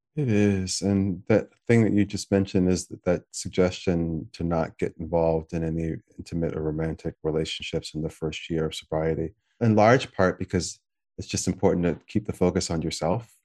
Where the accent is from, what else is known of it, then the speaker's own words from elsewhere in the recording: United States; I'm American